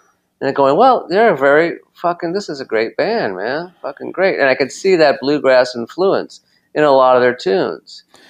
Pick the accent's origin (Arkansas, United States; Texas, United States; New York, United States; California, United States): California, United States; Los Angeles; growing up in Los Angeles